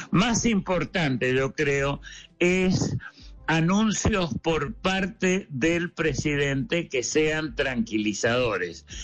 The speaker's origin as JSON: {"language": "Spanish", "country": "Argentina", "moved": "yes", "said": "no voy a hablar de mi país de origen, Argentina"}